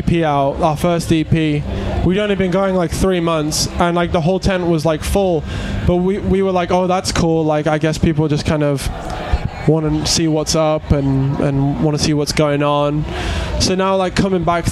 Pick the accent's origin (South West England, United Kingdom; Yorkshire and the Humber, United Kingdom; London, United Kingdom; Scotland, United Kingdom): Yorkshire and the Humber, United Kingdom; now in Leeds, United Kingdom; I'm from North Yorkshire.